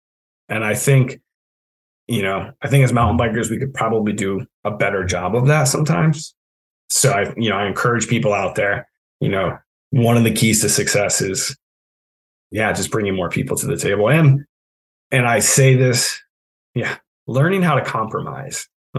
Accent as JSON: {"language": "English", "region": "New England", "country": "United States", "tie": "born or raised there", "said": "you know, I am born and bred in New England. Anyone who knows me or has had the pleasure of working with me can probably attest to the fact that, you know, I make a pretty good New Englander."}